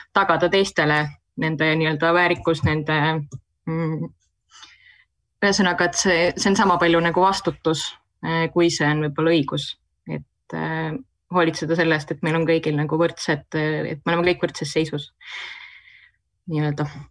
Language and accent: Estonian; Tartu, Tartu County, Estonia; sündinud ja üles kasvanud Tartus